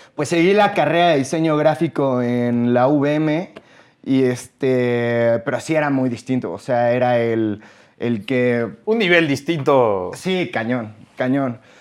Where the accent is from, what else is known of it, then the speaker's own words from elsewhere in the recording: Mexico; Los mexicanos